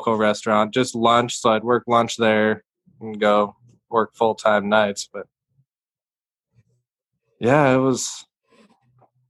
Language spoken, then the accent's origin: English; Gillette, Wyoming, United States; I grew up in Gillette, Wyoming, which is energy town